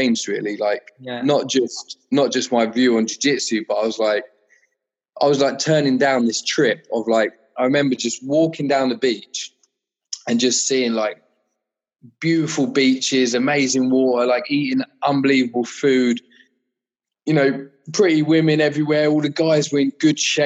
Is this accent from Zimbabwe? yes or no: no; Kent, South East England, United Kingdom; I was from Kent